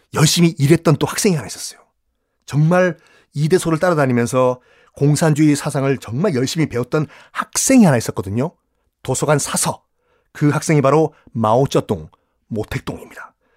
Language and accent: Korean; Busan, South Korea; 전 고향이 부산이고